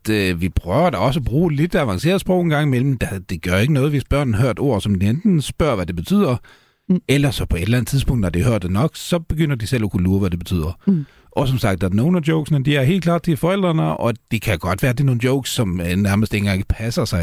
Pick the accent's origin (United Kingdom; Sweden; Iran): Sweden; Danish is a second language; nu er jeg jo svensker, uh, i hvert fald ifølge, ifølge mit pas